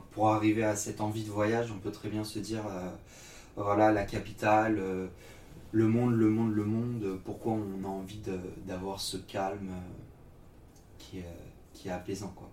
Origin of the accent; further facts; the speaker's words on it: Nantes, Pays de la Loire, France; also born or lived in Yorkshire; je suis originaire de Nantes, Ok. dans l'Ouest.